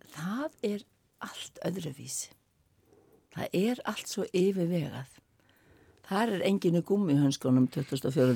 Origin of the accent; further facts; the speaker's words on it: Skopun, Sandoy, Faroe Islands; now in Iceland; Ég kem frá Skopun